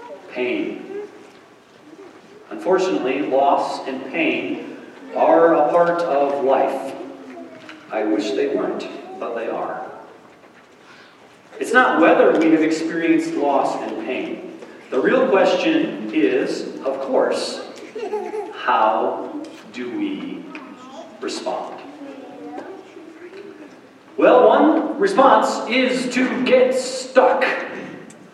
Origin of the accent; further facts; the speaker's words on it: Brookings, South Dakota, United States; moved away; I grew up in the Church of God in Brookings, South Dakota.